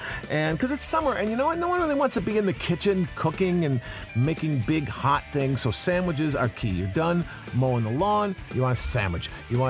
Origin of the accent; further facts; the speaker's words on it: Chicago, Illinois, United States; I grew up in Chicago, Illinois.